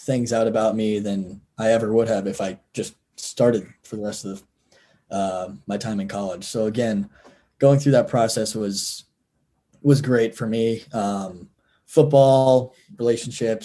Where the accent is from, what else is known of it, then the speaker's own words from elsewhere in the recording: Texas, United States; also born or lived in North Carolina; now in Midwest, United States; Born and raised in Texas.